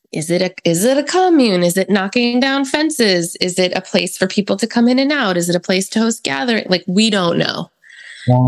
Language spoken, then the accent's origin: English; East Coast, United States; now in California, United States; I'm from the East Coast